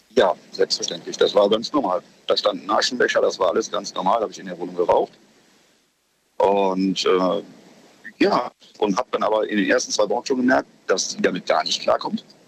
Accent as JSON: {"language": "German", "town": "Cologne", "region": "North Rhine-Westphalia", "country": "Germany", "said": "bei uns in Köln"}